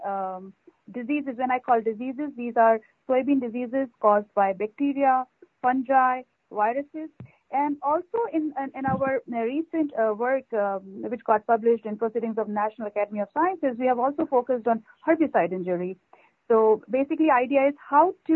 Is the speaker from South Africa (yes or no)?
no; India; moved away as an adult; also born or lived in Canada; now in Iowa, United States; I'm a native from India